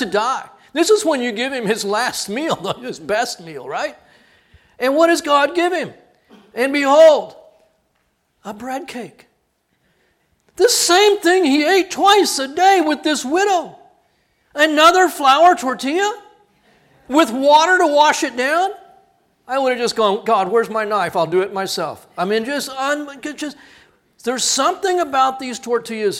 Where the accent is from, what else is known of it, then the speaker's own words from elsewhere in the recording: Corpus Christi, Texas, United States; Went through a few hurricanes growing up in Corpus.